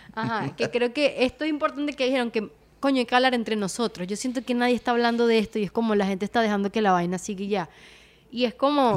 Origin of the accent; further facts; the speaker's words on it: Venezuela; nosotros como venezolanos